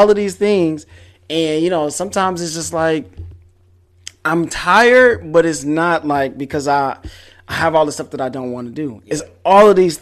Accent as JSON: {"language": "English", "town": "Detroit", "region": "Michigan", "country": "United States", "moved": "yes", "lives_now": "Houston, United States", "said": "I'm from Detroit"}